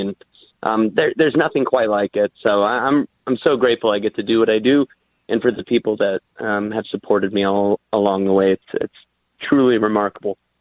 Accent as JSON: {"language": "English", "area": "the Iron Range", "region": "Minnesota", "country": "United States", "tie": "born or raised there", "said": "I'm proud to be from the Iron Range, and um, you know, it's it's interesting growing up there."}